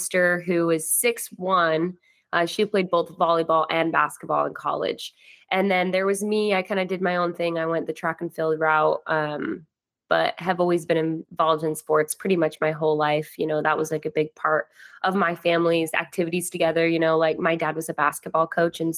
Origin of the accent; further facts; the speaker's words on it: Idaho, United States; moved away as an adult; also born or lived in Utah; now in California, United States; growing up in Idaho